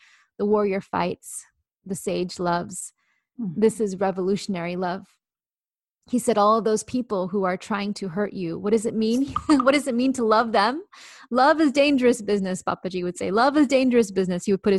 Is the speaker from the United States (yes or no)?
no; India; yes, I'm Indian, but not the Native American kind. No, I'm from India.